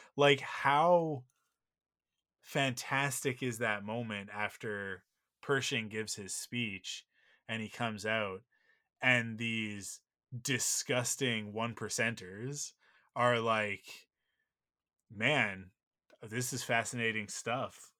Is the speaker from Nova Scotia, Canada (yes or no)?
no; Vancouver, British Columbia, Canada; I grew up in Vancouver